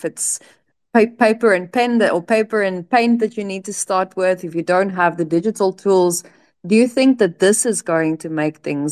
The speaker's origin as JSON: {"language": "English", "country": "South Africa", "moved": "yes", "said": "I'm from South Africa"}